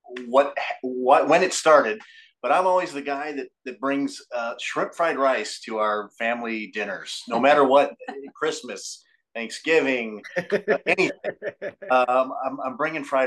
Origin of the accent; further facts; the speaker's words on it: Hammond, Indiana, United States; also born or lived in Crown Point, Indiana; I'm also an Indiana native. I was born in Hammond, Indiana, and I currently reside in Crown Point, Indiana.